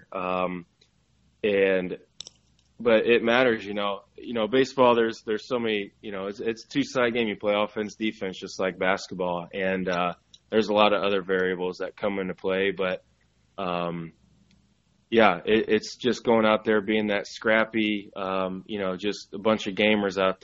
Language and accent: English; Indiana, United States; I'm from Indiana